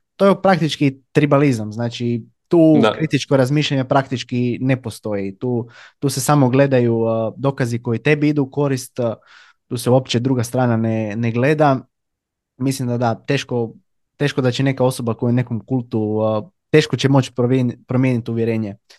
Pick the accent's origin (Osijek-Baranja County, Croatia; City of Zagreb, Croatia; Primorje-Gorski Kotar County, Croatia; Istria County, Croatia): Istria County, Croatia; Labin; ja sam inače iz Labina